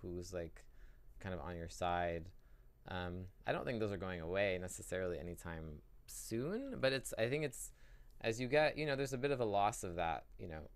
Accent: Palo Alto, California, United States; I didn't grow up in San Francisco. I grew up in Palo Alto

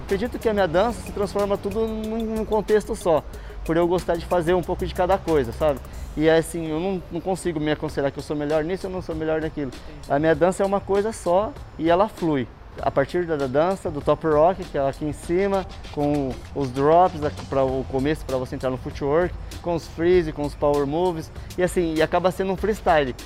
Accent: Bauru, São Paulo, Brazil; now in São Paulo, Brazil; sou natural de Bauru SP

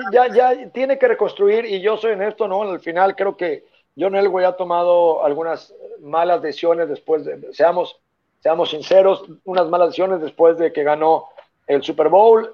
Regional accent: Mexico City, Mexico; yo nací en la CTM Culhuacán, es una zona muy complicada, está ahí eh, por, por, Cuemanco

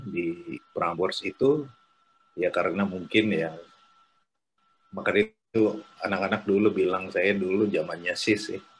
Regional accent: Bandung, West Java, Indonesia; now in Jakarta, Indonesia; gue di dipesenin sama teman-teman di Bandung kalau lu ke sana lu sebagai orang Bandung pertama radio Bandung pertama yang akan ada di Jakarta

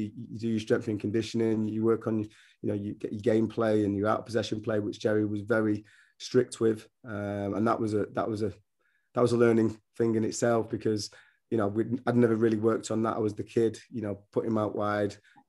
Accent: England, United Kingdom; Couldn't believe my accent because I'm a northerner and I had dreadlocks and they thought I was born in London, so I'll have a Cockney accent.

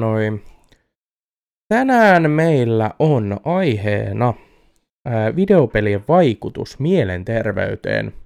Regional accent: Eurajoki, Satakunta, Finland; moved away; alkuperäiseen kotikuntani Eurajoelle

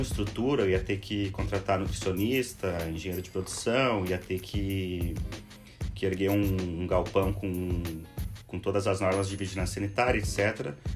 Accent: Rio Grande do Sul, Brazil; moved away as an adult; also born or lived in Porto Alegre; now in Florianópolis, Brazil; eu comecei aqui no Rio Grande do Sul, sou gaúcho, morei por 10 anos aqui em Porto Alegre

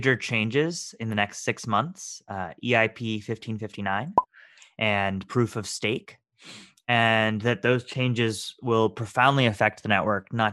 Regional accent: Texas, United States; also born or lived in Boston, Massachusetts; I was born in Boston, Massachusetts, and raised in Texas

